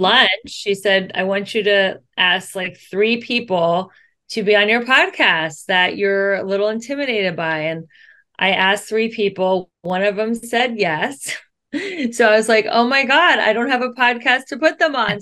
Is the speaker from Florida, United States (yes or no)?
no; Cincinnati, Ohio, United States; moved away as an adult; now in Los Angeles, United States; I grew up in Cincinnati, Ohio. I moved to LA 22 years